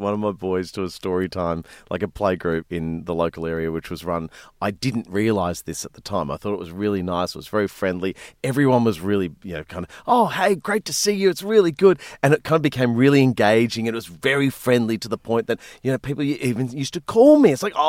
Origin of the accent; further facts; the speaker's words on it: New South Wales, Australia; when I was a kid growing up in the Blue Mountains of, you know, west of Sydney